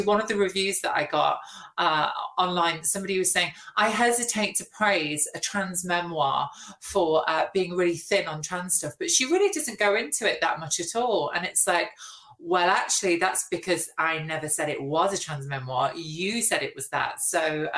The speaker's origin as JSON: {"language": "English", "area": "Nottinghamshire", "region": "East Midlands", "country": "United Kingdom", "tie": "born or raised there", "moved": "yes", "said": "I didn't feel safe walking around my hometown"}